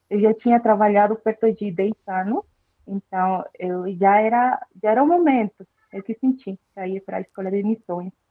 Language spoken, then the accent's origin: Portuguese; Bolivia; Portuguese is a second language; now in Brazil; eu sou da Bolívia, né? Que fica pertinho aí do, do Brasil.